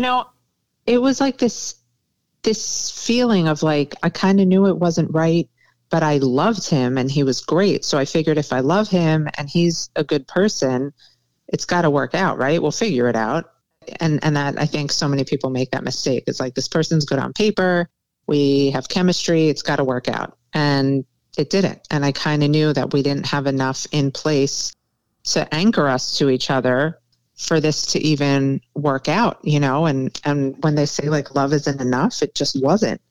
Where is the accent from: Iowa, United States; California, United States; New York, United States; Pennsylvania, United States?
New York, United States; moved away as an adult; now in Miami, United States; my New York friends